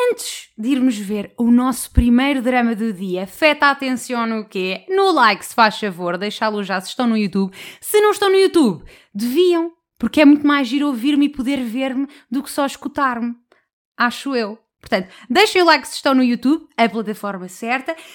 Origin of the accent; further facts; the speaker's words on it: Porto, Norte, Portugal; Em dezembro, quando estava em Lisboa, instalei e dei uns matches, e como sou do Porto, acabou por não dar em nada, exceto um.